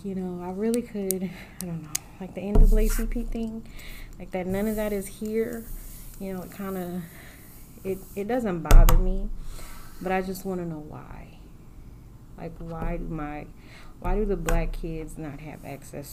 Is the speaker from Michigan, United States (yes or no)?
no; California, United States; also born or lived in New Orleans, Louisiana; now in Midwest, United States; I grew up in California by way of New Orleans